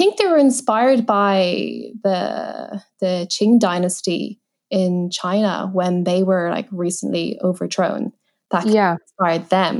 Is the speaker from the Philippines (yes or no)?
no; Ireland; initially growing up a bit difficult to fit in, like in kind of like Irish schools